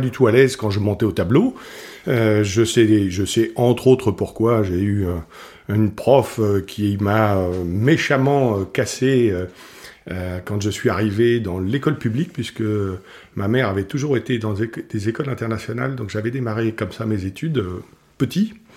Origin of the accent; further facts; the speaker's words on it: Morocco; je suis né au Maroc